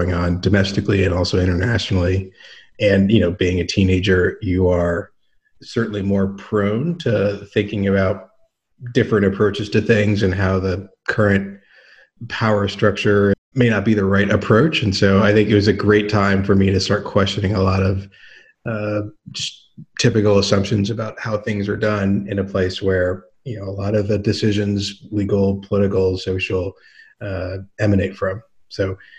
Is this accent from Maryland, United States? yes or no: yes; Chevy Chase, Maryland, United States; moved away as an adult; I grew up in Chevy Chase, Maryland, right outside of D.C.